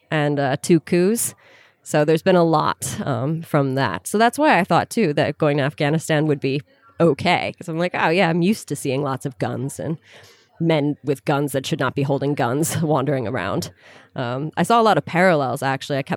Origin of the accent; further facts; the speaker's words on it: United States; moved away; also born or lived in Sudan; I'm an American tourist.